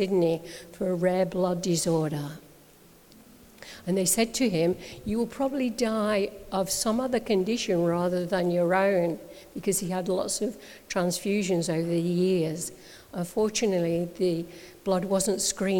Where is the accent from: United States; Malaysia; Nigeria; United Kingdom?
United Kingdom; Derbyshire, East Midlands; also born or lived in Bellingen, Australia; now in Australia; all my family is in the UK. I come from Derbyshire